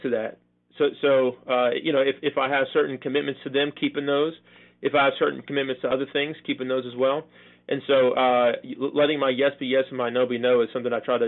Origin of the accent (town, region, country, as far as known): California, United States; born or raised there; moved away as an adult; also born or lived in Chicago, Illinois; now in Wake Forest, United States